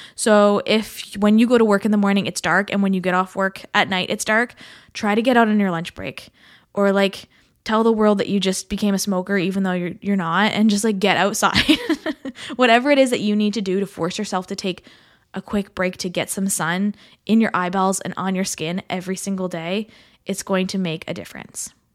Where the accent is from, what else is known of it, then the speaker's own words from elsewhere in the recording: Canada; as a Canadian, in the thick of the snow